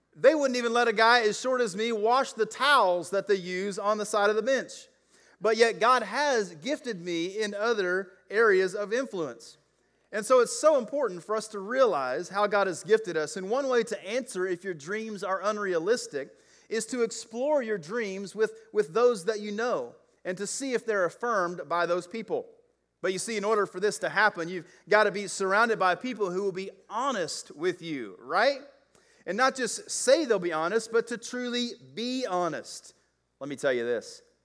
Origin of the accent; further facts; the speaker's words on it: the South, United States; I grew up in the South